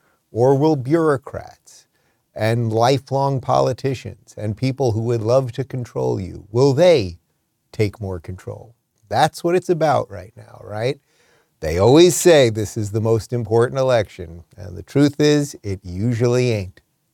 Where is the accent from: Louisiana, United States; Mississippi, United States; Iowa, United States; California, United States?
California, United States; And I should tell you, it was a little bizarre for me, because as a Californian, I've never had to show an ID to vote before.